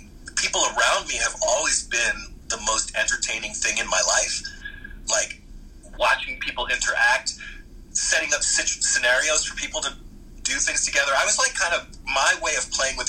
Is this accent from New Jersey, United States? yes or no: no; Philadelphia, Pennsylvania, United States; Philadelphia was an interesting place to grow up